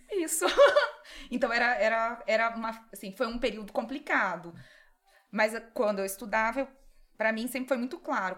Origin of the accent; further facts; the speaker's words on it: Londrina, Paraná, Brazil; moved away as an adult; also born or lived in Curitiba / São Paulo / Marília; now in Dracena, Brazil; eu sou de Londrina